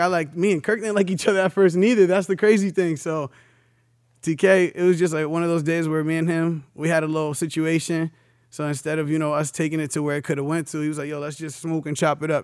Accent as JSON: {"language": "English", "town": "New London", "region": "Connecticut", "country": "United States", "said": "I'm coming from New London, Connecticut."}